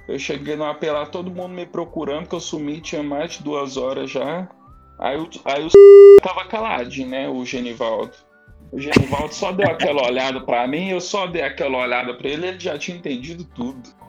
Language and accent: Portuguese; Guarulhos, São Paulo, Brazil; born there; nasci aqui em Guarulhos e tal.